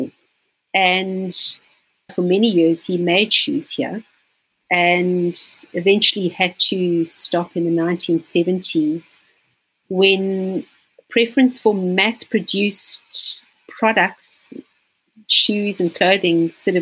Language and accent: English; Johannesburg, Gauteng, South Africa; moved away as an adult; now in Cape Town, South Africa; I actually was born in Johannesburg, which is also known as Gauteng. It's probably about 2,000 k's from here. And I moved down to Cape Town just after finishing school.